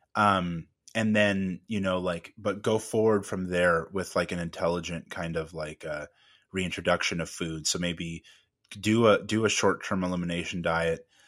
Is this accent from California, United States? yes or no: yes; California, United States; I'm from originally from California